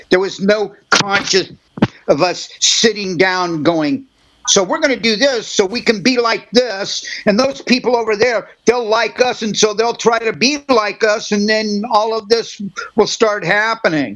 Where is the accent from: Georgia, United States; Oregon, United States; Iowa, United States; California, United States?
California, United States; Hermosa Beach; we grew up here in Southern California